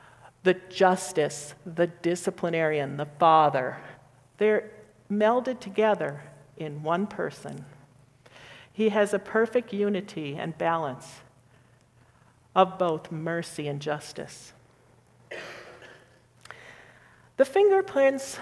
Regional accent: northern Minnesota, United States; my childhood home in northern Minnesota

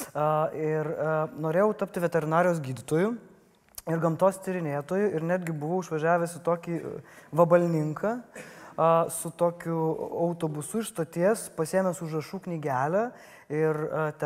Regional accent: Panevėžys, Panevėžys County, Lithuania

